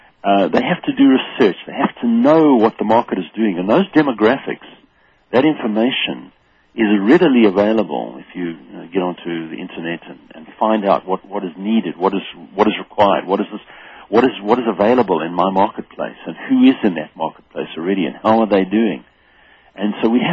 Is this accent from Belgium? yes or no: no; South Africa; moved away as an adult; now in United States; originally, of course, I came from South Africa